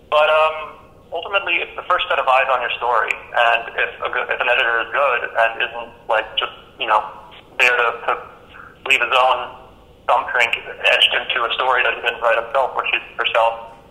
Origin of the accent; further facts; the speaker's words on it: Germany; moved away; I'm from Germany originally